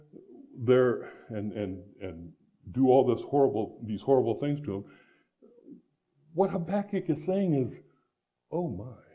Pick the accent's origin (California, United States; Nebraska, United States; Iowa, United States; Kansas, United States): Iowa, United States; moved away; also born or lived in Phoenix, Arizona; I grew up in Iowa.